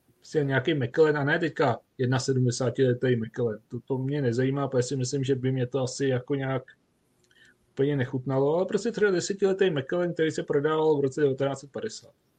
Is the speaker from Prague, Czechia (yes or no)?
no; Duchcov, Ústí nad Labem Region, Czechia; u nás v Duchcově v Sokolovně